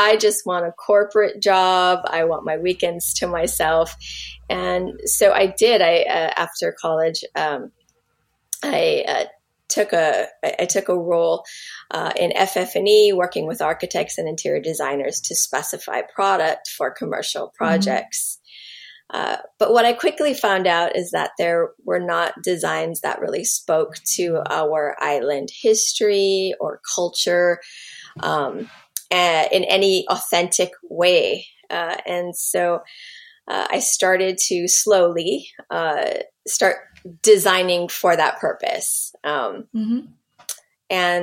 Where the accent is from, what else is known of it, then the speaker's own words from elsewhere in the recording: Hawaii, United States; I'm Native Hawaiian